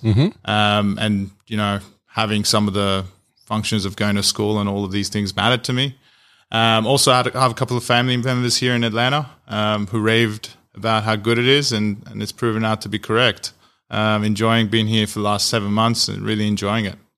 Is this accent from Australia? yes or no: yes; Australia; moved away as an adult; now in United States; I'm Australian, so I'm an Australian entrepreneur that's moved to the US